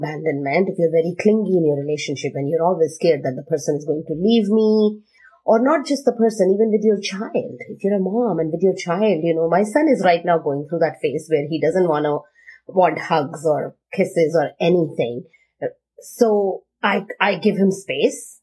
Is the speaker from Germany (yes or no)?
no; India; I am Indian